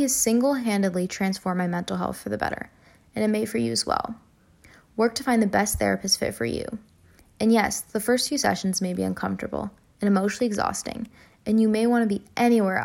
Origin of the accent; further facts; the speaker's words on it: United States; As an Indian American